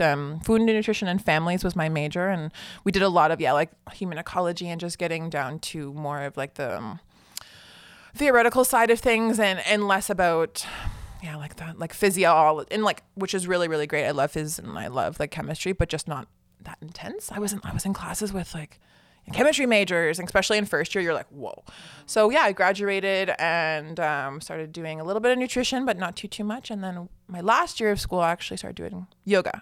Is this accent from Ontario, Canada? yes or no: yes; Newmarket, Ontario, Canada; now in Barrie, Canada; Newmarket, Ontario. So that's just actually a little north of here.